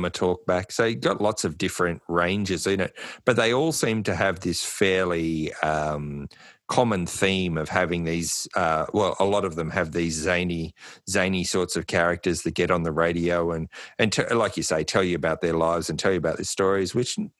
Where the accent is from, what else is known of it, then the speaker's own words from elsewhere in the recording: New South Wales, Australia; growing up in New South Wales